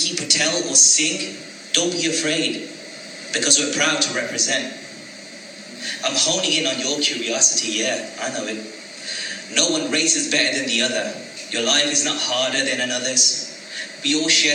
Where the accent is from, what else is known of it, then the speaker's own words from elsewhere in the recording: United Kingdom; From Indian descent, dark-skinned, I believe. I'm British-born, still seen as an immigrant